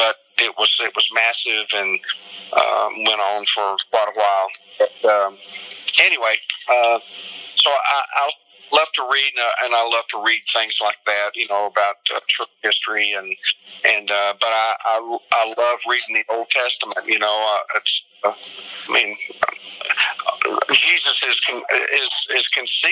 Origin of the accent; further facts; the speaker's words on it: Kentucky, United States; my home state of Kentucky